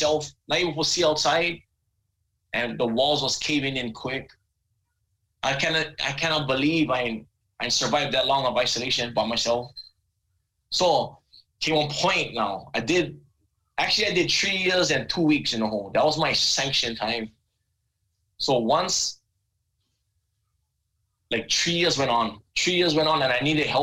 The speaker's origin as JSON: {"language": "English", "area": "Big Island", "region": "Hawaii", "country": "United States", "said": "I'm a punk from Big Island"}